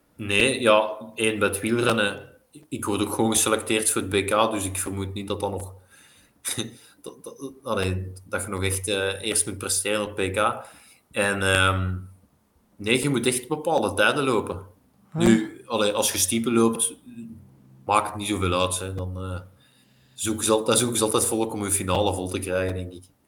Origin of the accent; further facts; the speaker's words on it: Belgium; als Belg